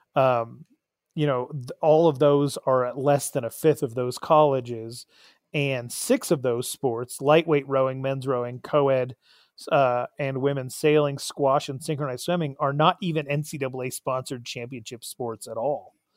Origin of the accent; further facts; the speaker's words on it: Arizona, United States; my home state